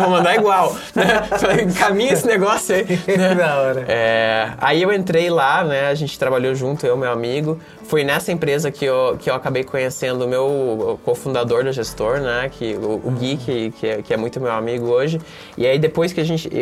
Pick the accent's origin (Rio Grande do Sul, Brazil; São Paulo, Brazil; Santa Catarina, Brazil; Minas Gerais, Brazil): Santa Catarina, Brazil; Mafra; moved away; eu sou de Mafra, né, Santa Catarina, uma cidade pequena de 50 mil habitantes